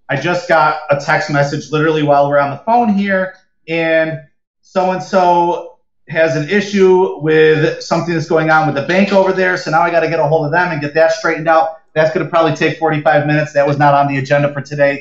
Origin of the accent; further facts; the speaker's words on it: Rochester, New York, United States; growing up in Rochester when it, it gets so cold and so snowy in the winter